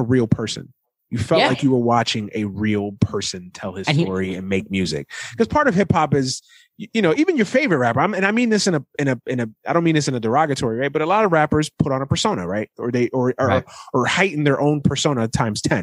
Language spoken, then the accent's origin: English; New York, United States; growing up in New York at that time